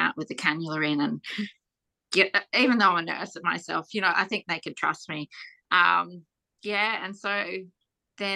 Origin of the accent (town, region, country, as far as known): Australia